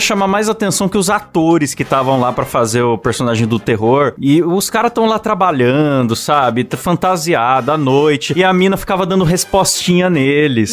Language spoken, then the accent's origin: Portuguese; Bauru, São Paulo, Brazil; Eu sou de Bauru